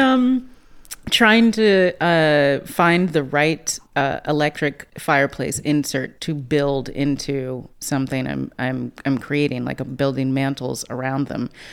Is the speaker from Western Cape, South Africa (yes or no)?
yes; Cape Town, Western Cape, South Africa; born or raised there